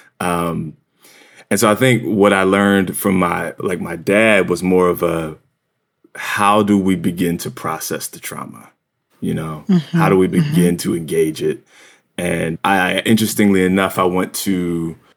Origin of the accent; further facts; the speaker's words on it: Williamstown, New Jersey, United States; now in New York, United States; I grew up in South Jersey, just across the bridge from Philly